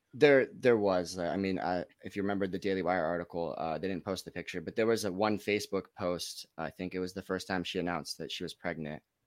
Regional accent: Los Gatos, California, United States; also born or lived in Lake Tahoe; I'm from Los Gatos, California. It's right in between San Jose and Santa Cruz.

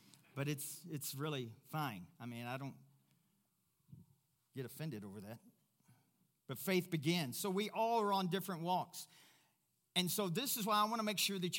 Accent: Louisville, Kentucky, United States; moved away as an adult; also born or lived in Africa; now in Pueblo, United States; Louisville, Kentucky, my hometown

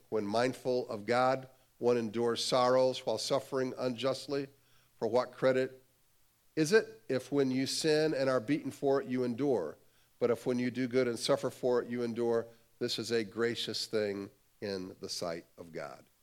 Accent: Cleveland, Ohio, United States; I grew up in the Cleveland, Ohio area

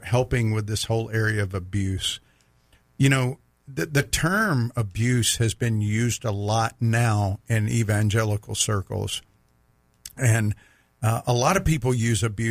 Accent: Mississippi, United States; I grew up in Mississippi

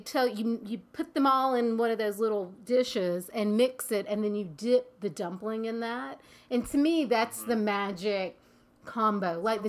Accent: North Carolina, United States; I'm from North Carolina

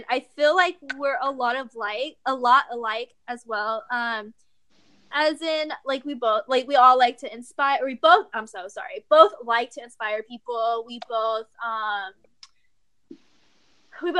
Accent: Texas, United States; I'm from Texas

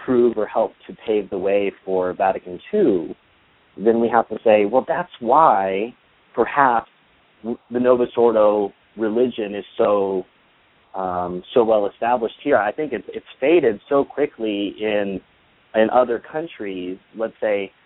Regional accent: United States; I'm an American who loves my country

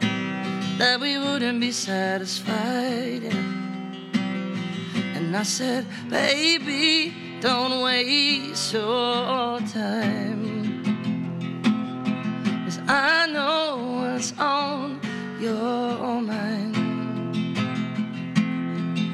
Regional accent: Minnetonka, Minnesota, United States; also born or lived in Shakopee, Minnesota; I was born in Shakopee, Minnesota, but went to high school in Minnetonka.

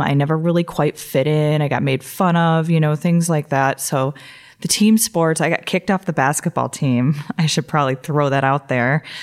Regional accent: Toledo, Ohio, United States; also born or lived in Columbus, Ohio; I grew up in Toledo, Ohio, and I, um, went to, I graduated from Whitmer High School

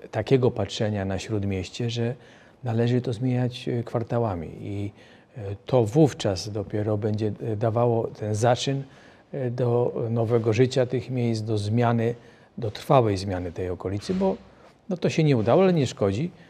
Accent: Greater Poland, Poland; jesteśmy z Wielkopolski, rodziny też są z Wielkopolski.

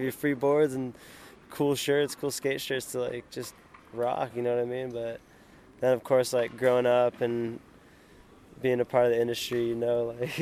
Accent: San Diego, California, United States; I'm from San Diego and I skateboard

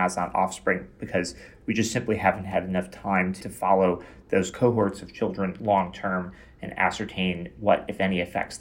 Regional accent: Chicago, Illinois, United States; moved away as an adult; also born or lived in Boston, Massachusetts; now in Toronto, Canada; I'm originally from Chicago, Illinois

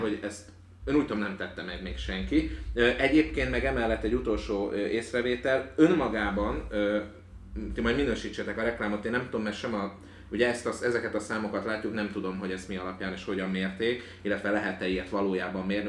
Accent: Hungary; first language Hungarian; itt születtem, és az anyanyelvemnek is tekintem

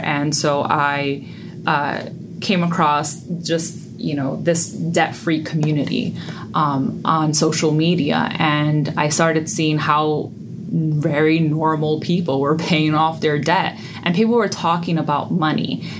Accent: New York City, New York, United States; I was born and raised in the Bronx, New York

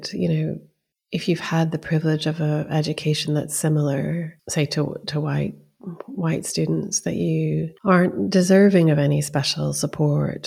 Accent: United States; also born or lived in Iran; I grew up in the States

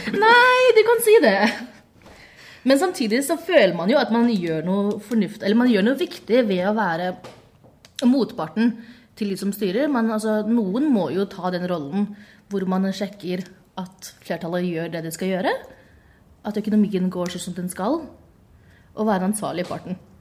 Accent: Bærum, Akershus, Norway; jeg er fra Bærum

